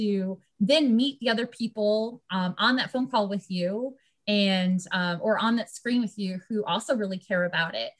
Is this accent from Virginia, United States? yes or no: yes; Virginia, United States; I'm from Virginia